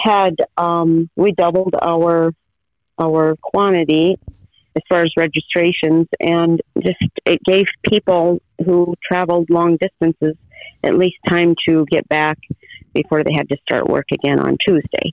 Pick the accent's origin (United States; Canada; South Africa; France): United States; Colesburg, Iowa; I'm here on my family farm, which is where I grew up, and that is about five miles north of Colesburg, Iowa